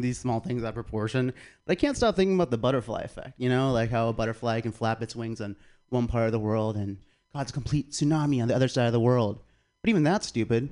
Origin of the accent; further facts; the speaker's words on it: South Carolina, United States; moved away; I'm from South Carolina